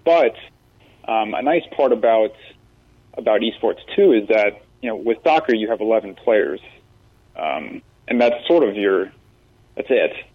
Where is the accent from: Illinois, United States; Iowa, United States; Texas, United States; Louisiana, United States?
Iowa, United States; moved away as an adult; now in West Virginia, United States; I come from Iowa